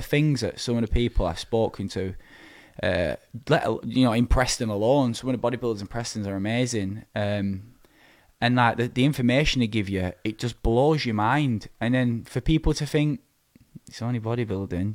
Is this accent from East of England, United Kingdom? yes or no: no; Preston, North West England, United Kingdom; my hometown, P C A, Preston.